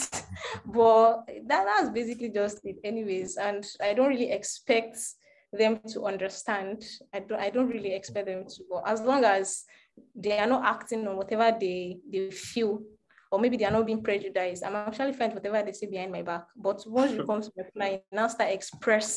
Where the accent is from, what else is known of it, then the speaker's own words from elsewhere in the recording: Yorubaland, Nigeria; I'm Yoruba